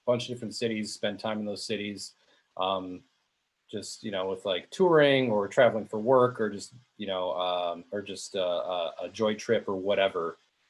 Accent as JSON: {"language": "English", "town": "Pewaukee", "region": "Wisconsin", "country": "United States", "tie": "born or raised there", "also_born_or_lived": "Milwaukee, Wisconsin", "said": "I'm from Wisconsin, Southeast Wisconsin. I grew up in the city of Pewaukee, as opposed to the village of Pewaukee."}